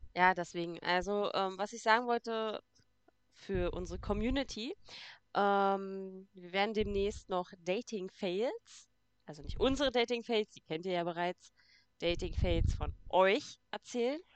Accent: Brandenburg, Germany; Bei uns in Brandenburg

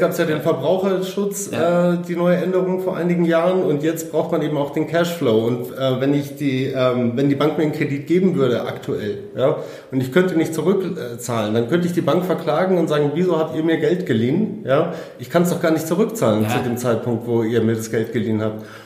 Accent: Munich, Bavaria, Germany; ich bin 33 Jahre alt, ich komme aus München

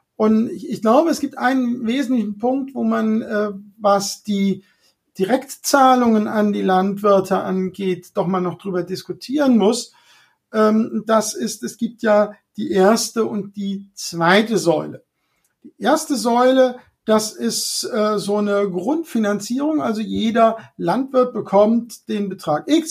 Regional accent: Hunsrück, Rhineland-Palatinate, Germany; Ich bin ja da im Hunsrück aufgewachsen

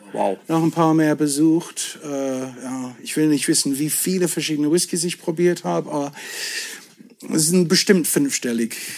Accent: border between Devon and Cornwall, South West England, United Kingdom; German is a second language; now in Germany; Also ich bin im tiefsten Südwesten Englands eigentlich geboren, äh, an der Grenze zwischen Devon und Cornwall.

